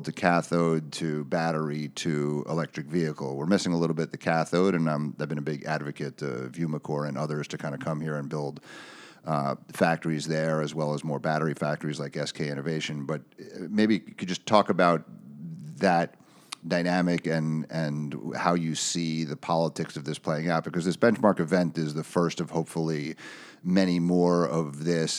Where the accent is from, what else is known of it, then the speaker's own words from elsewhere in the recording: United States; as an American citizen